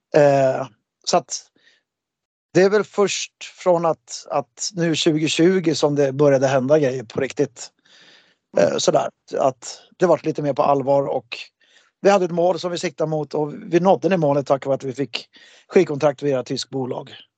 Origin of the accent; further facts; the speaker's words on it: Märsta, Stockholm County, Sweden; en rockbandstävling som jag hade i Märsta, där jag kommer ifrån